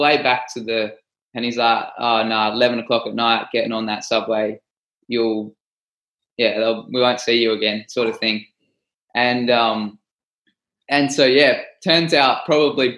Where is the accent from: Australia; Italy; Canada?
Australia; I'm from Australia